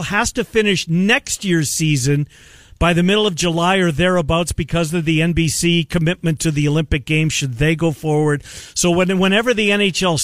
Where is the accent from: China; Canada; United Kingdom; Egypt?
Canada; as a Canadian